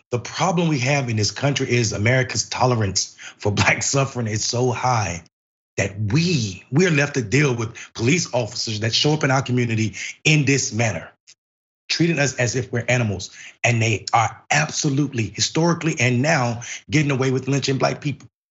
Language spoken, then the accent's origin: English; Enfield, North Carolina, United States; I'm from Enfield, North Carolina